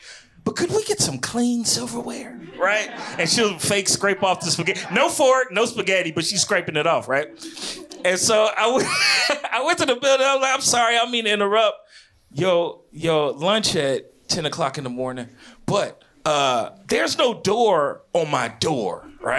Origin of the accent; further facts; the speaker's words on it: Chicago, Illinois, United States; moved away; I'm from Chicago originally. I'm from the Midwest.